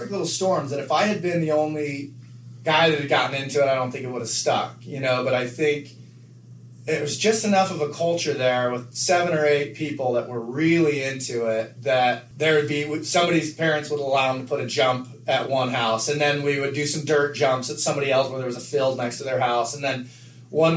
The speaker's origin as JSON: {"language": "English", "town": "Nephi", "region": "Utah", "country": "United States", "tie": "born or raised there", "also_born_or_lived": "Levan, Utah", "moved": "yes", "said": "when I grew up in Levan, you know, you had to ride 1 mile to get to your closest neighbor"}